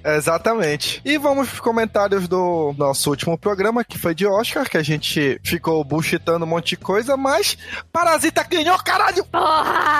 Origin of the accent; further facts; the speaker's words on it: Pará, Brazil; Nós somos paraenses